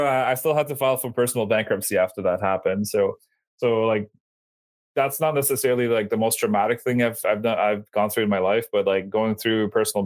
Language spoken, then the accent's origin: English; Bathurst, New Brunswick, Canada; I'm from Bathurst, New Brunswick